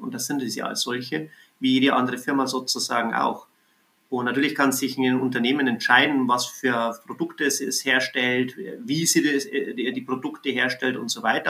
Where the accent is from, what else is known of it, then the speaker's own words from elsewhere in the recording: Bavaria, Germany; in Bayern, ähm, wo ich herkomme